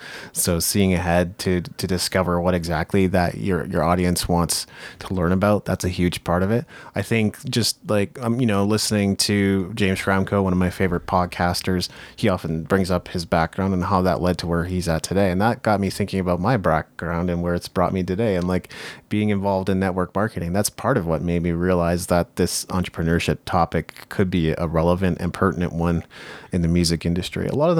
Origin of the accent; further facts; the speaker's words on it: Japan; I grew up in Japan.